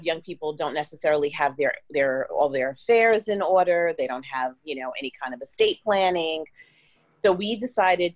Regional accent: New York, United States; moved away as an adult; also born or lived in Washington, District of Columbia, United States; now in Miami, United States; I'm originally from New York.

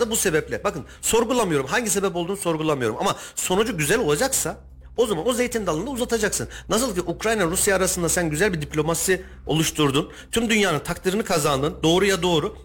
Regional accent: Argıncık, Kayseri Province, Turkey; E ben Argıncıklıyım. Argıncık tarafını biliyorum.

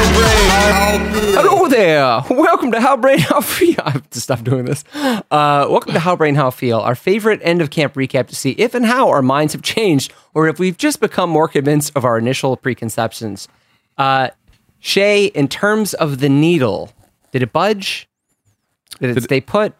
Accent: Florida, United States; moved away; I'm from Florida

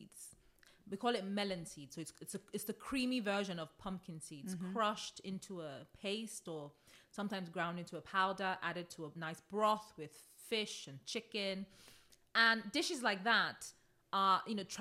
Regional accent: Nigeria; now in Sussex, United Kingdom; I'm Nigerian

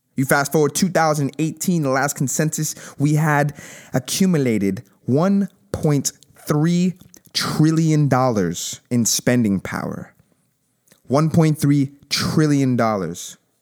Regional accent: United States; We are all Americans

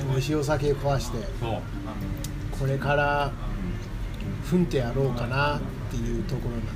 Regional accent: United States; Japanese is a second language; moved away as an adult; now in Japan; 僕アメリカ人の女子です あの日本はもう10年になります

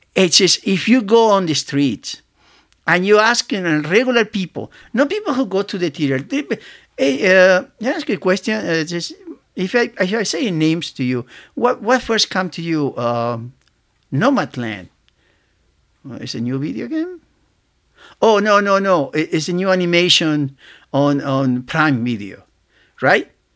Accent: Argentina; moved away as an adult; I grew up in Argentina, uh, in South America, and I came here when I was nineteen

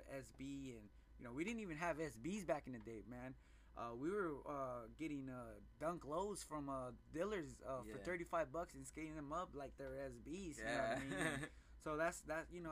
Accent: Phoenix, Arizona, United States; I grew up in the Phoenix, Maryville area

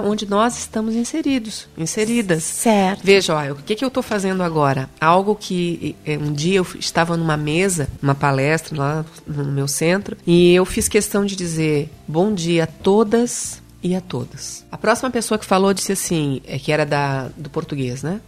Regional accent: Santo Amaro da Imperatriz, Santa Catarina, Brazil; also born or lived in Florianópolis; eu nasci em Florianópolis, na Carmela Dutra, que é uma, uma maternidade aqui, mas nós não somos daqui. Né? Minha mãe veio para cá porque o meu parto realmente foi bastante complicado. Eu sou de Santo Amaro da Imperatriz, da Varginha

